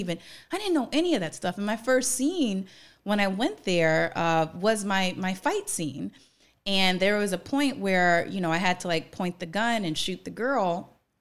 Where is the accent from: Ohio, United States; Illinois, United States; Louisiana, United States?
Louisiana, United States; New Orleans; also born or lived in New York; now in Los Angeles, United States; I'm from New Orleans